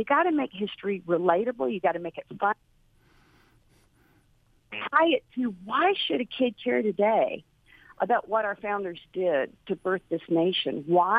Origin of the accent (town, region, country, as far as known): United States